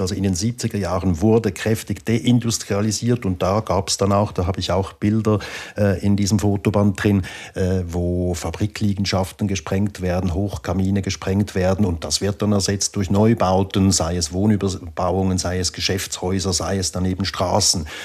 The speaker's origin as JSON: {"language": "German", "town": "Baden", "region": "Aargau", "country": "Switzerland", "tie": "born or raised there", "said": "in der Gegend, wo ich aufgewachsen bin, in Baden im Aargau"}